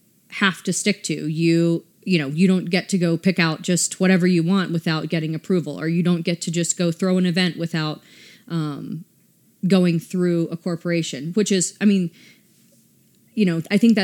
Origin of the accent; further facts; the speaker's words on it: the South, United States; And I mean, I'm from the South. How I dress when I live in Atlanta is much different than how I dress here.